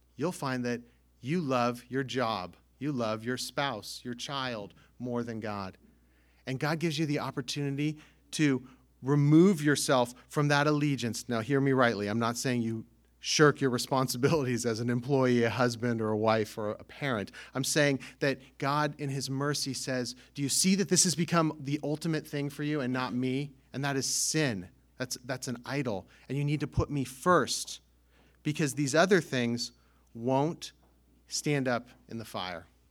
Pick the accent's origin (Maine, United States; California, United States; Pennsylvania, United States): California, United States; now in Northeast United States; I grew up in California